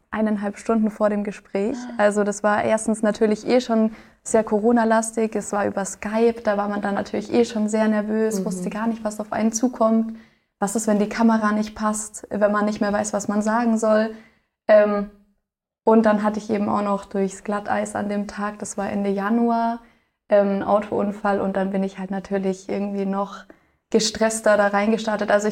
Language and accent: German; Bavaria, Germany; now in Ulm, Germany; also ich komme aus dem Allgäu und habe da eigentlich auch schon eineinhalb Jahre allein in meiner Wohnung gewohnt